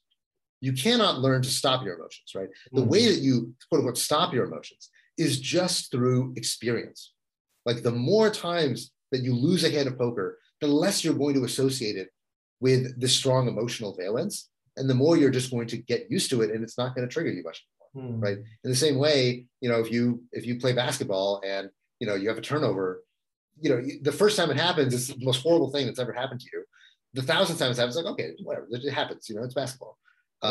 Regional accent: Texas, United States; moved away as an adult; also born or lived in San Francisco; I grew up in Texas

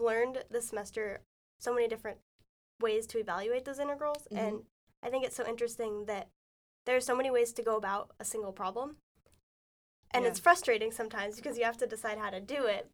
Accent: Santa Cruz, California, United States; I've lived here pretty much my whole life

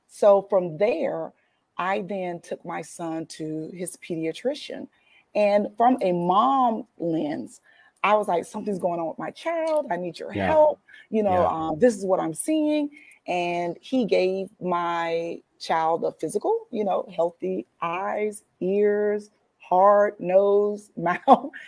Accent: Ocala, Florida, United States; Okay, well, I was born in a small town that isn't that small anymore. I'm from Ocala, Florida. There, I was born to a teenage mother. And throughout childhood, I moved quite a bit through kinship care, moving from family member to family member.

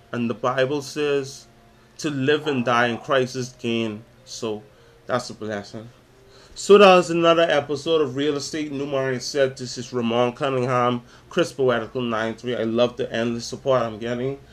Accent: Nassau, New Providence, Bahamas; I'm from Nassau, Bahamas, from the Caribbean

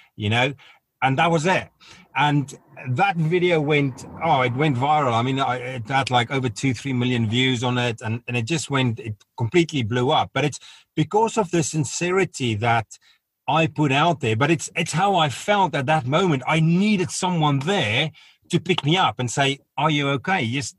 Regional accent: South Africa; it was because of my background growing up in South Africa, it was very suppressed.

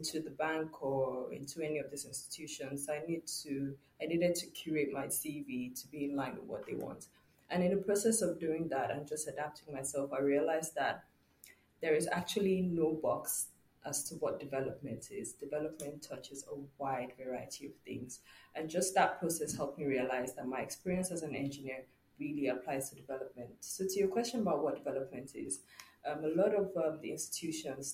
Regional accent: Nigeria; I'm from Nigeria.

